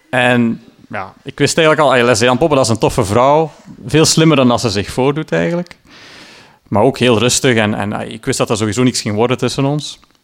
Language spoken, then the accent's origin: Dutch; Sint-Niklaas, Flanders, Belgium; in mijn geboortestad dan, Sint-Niklaas